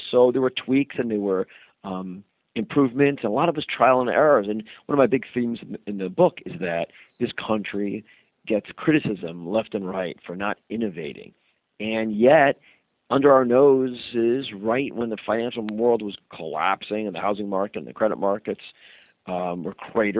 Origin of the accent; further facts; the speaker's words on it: United States; as an American